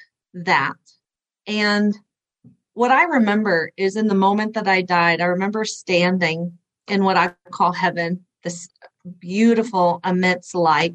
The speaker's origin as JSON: {"language": "English", "region": "Oklahoma", "country": "United States", "tie": "born or raised there", "said": "I was raised in Bible Belt of Oklahoma"}